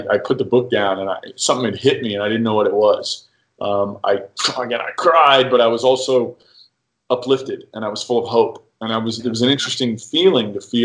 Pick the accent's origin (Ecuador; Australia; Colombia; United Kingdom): United Kingdom; as a British boy